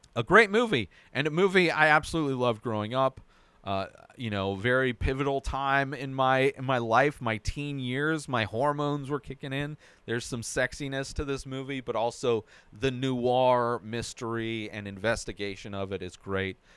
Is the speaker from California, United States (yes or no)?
yes; Southern California, United States; I grew up in Southern California, not necessarily at the beach